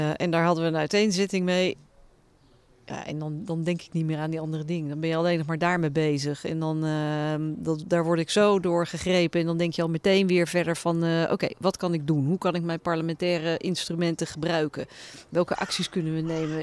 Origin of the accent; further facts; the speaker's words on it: Netherlands; moved away as an adult; now in Brussels, Belgium; Tuurlijk ben ik een Nederlander, ik ben daar gevormd